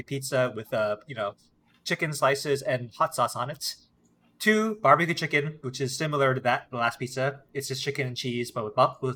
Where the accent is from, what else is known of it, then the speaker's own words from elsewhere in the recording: New York, United States; as a New Yorker